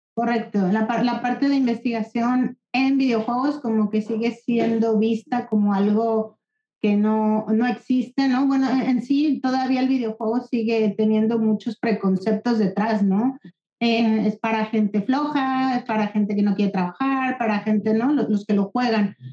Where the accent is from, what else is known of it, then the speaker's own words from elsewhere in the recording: Guadalajara, Jalisco, Mexico; moved away as an adult; now in Barcelona, Spain; soy de Guadalajara. Hace 20 años me vine a vivir aquí a, Barcelona